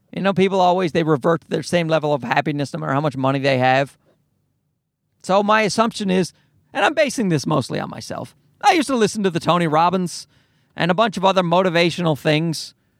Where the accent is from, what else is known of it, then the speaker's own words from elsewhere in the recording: Newfoundland and Labrador, Canada; moved away as an adult; My accent's getting worse. I've, I've moved away from Newfoundland